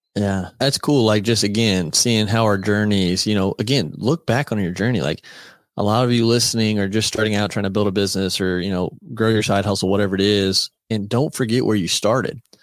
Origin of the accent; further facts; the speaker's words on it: United States; We were from America